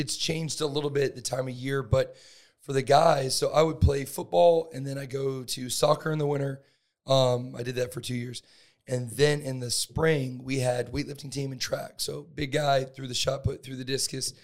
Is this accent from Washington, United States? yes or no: no; Northwest Florida, United States; I'm from Northwest Florida, the Panhandle